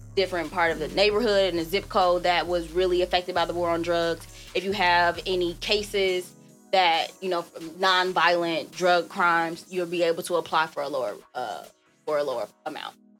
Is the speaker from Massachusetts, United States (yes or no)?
no; South Holland, Illinois, United States; From South Suburbs, Chicago, from right. South Holland